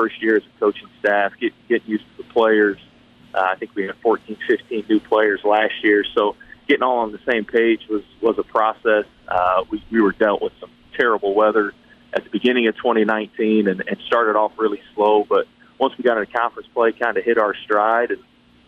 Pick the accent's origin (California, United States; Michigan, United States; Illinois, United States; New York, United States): Michigan, United States; moved away as an adult; now in Murray, United States; I'm originally from Michigan and played up there and coached up there a year